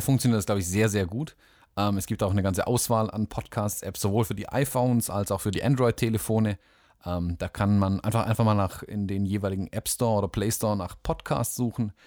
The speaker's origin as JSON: {"language": "German", "area": "Swabia", "region": "Baden-Württemberg", "country": "Germany", "also_born_or_lived": "Southern United States", "said": "als Schwabe"}